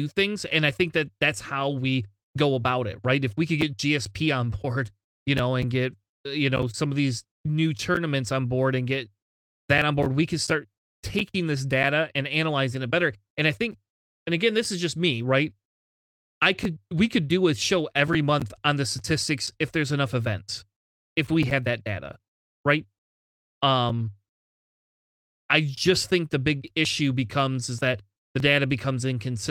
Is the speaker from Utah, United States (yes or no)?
no; Michigan, United States; I'm from Michigan. It's already cold, man. It's look, freezing up here.